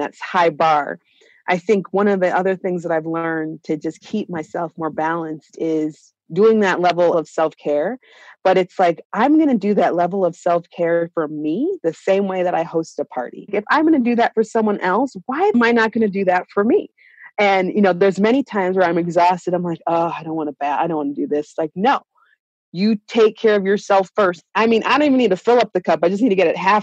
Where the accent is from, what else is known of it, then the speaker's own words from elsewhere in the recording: Kingston, Jamaica; now in Denver, United States; growing up in Jamaica